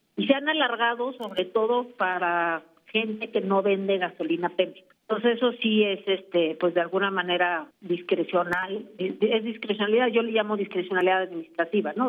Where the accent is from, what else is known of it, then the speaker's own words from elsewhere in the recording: Mexico; como mexicanos